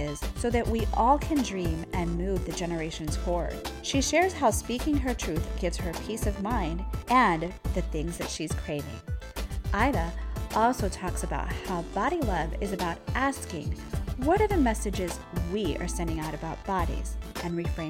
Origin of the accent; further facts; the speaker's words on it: South Florida, United States; my growing up, you know, Cuban in South Florida